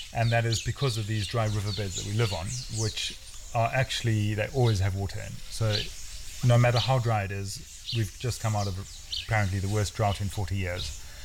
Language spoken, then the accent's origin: English; South Africa; moved away as an adult; also born or lived in India; now in Kenya; I grew up outside the Kruger in, in South Africa, so the bush was always in my blood